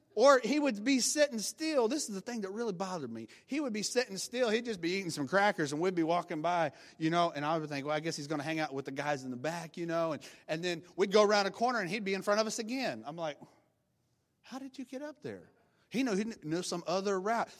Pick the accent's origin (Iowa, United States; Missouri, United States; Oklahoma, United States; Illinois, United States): Oklahoma, United States; I'm from Oklahoma and from the country